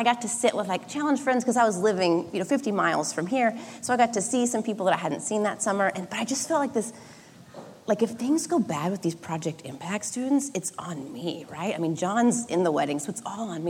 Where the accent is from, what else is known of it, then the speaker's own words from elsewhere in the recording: Oklahoma, United States; now in Southern California, United States; I grew up in Oklahoma